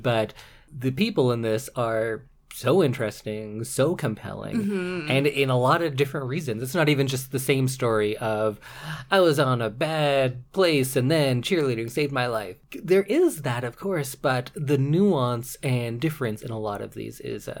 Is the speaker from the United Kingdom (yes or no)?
no; Canada; accent: Canadian; my Canadian accent comes out when I play hockey